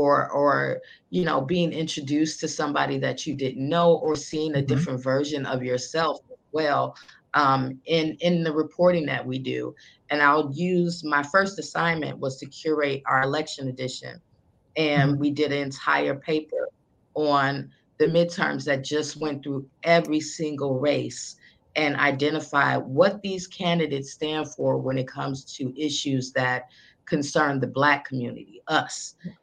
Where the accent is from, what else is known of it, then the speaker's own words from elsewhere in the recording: Chicago, Illinois, United States; I always tell people I'm a girl from the South Side, you know, who most wouldn't think I'd be interviewing the vice president at some time in my career.